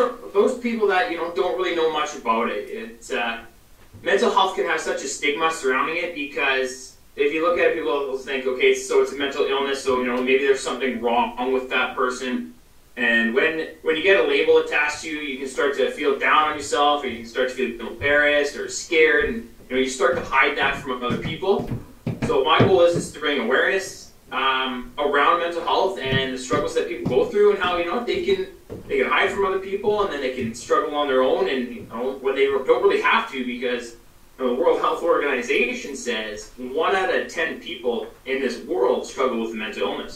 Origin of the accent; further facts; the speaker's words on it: British Columbia, Canada; I'm from Canada